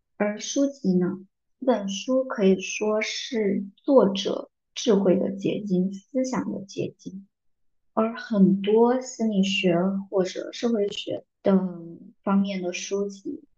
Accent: southern China, China; 作为一个南方人，竟然没有人说我的 普通话不标准，口音

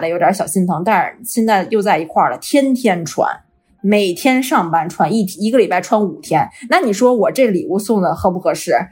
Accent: China; now in Vancouver, Canada; 我们中国人都是独生子女

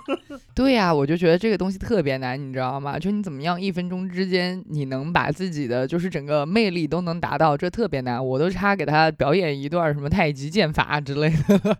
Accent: same hometown as Jia Ling, Hubei, China; moved away; 跟我的同乡，哎，我的，我们老家之光贾玲儿

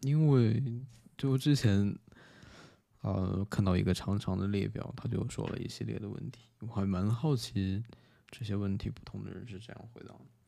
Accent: China; 我一个中国人

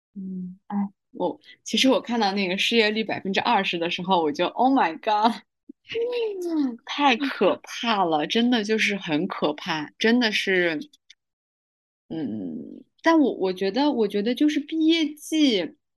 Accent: Xinjiang, China; 我们家乡还是以一个公务员儿为荣

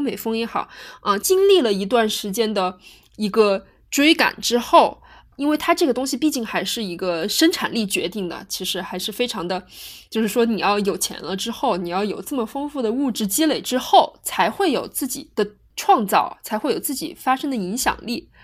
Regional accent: China; 我们中国人

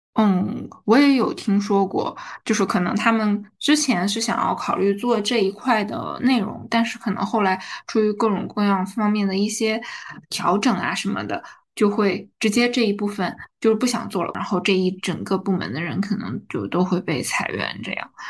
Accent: Heilongjiang, China; also born or lived in Harbin; now in Shanghai, China; 我们作为黑龙江人，真的非常喜欢我们黑龙江的豆角和茄子

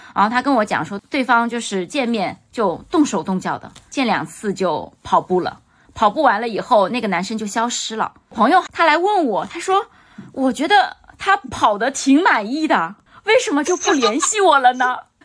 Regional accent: China; 我们中国人

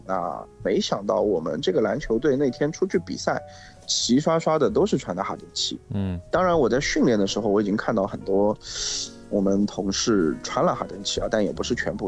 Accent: Shanghai, China; 我们上海话叫点 L 景

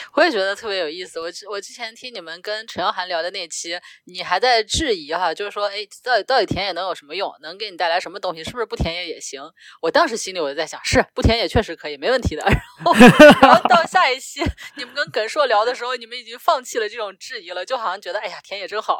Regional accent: China; first language Chinese; 我，一个中国人

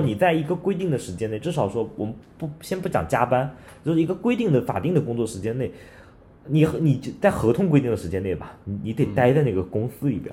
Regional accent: China; 咱们作为中国人，咱们一看，哎呦，这欧洲啊

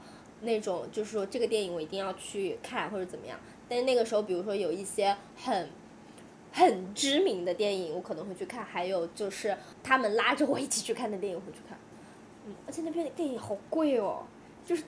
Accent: China; 我是回答我是中国人，还是我应该回答我是大陆人？

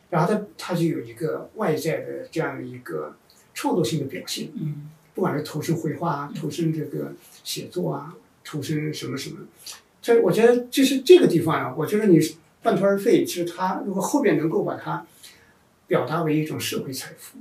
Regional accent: China; 因为我们中国人在农业社会出来以后，就是一个非常好奇的存在

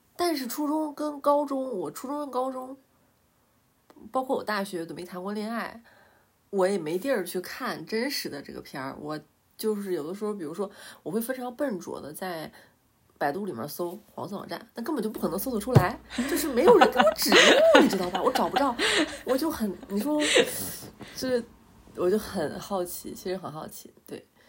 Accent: Northeast China, China; 我们都是东北人

